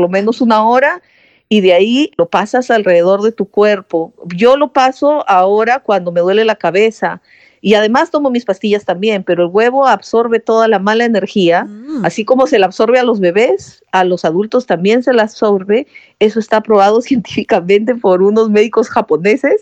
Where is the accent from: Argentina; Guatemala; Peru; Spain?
Peru; Lima; moved away; Yo soy de Lima, que es la capital